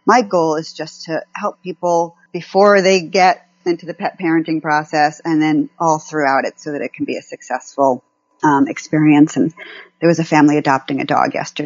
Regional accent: California, United States; I'm from California

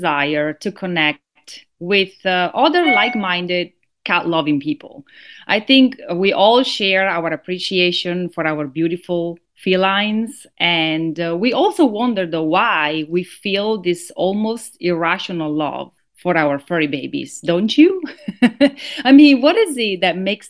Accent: northern Italy, Italy; moved away as an adult; now in Florida, United States; my personal story from growing up in Northern Italy, in an artisan family, and then my later move to the United States

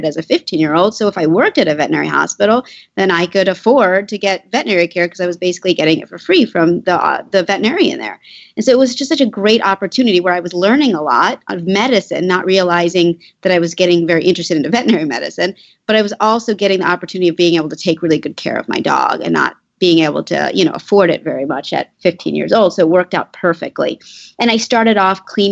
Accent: Washington, District of Columbia, United States; I grew up in Washington, D.C.

